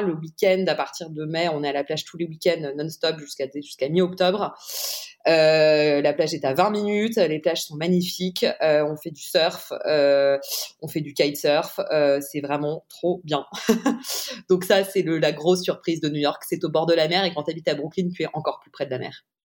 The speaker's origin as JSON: {"language": "French", "town": "Paris", "region": "Île-de-France", "country": "France", "tie": "born or raised there", "said": "j'ai grandi à Paris"}